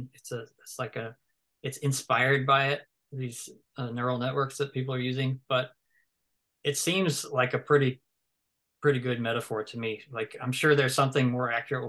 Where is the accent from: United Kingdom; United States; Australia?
United States; the South; I'm from the South